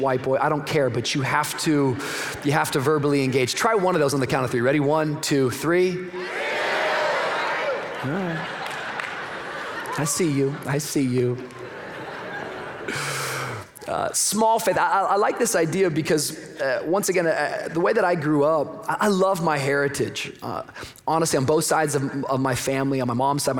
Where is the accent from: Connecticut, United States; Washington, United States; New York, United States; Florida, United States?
Florida, United States; Miami; I come from Miami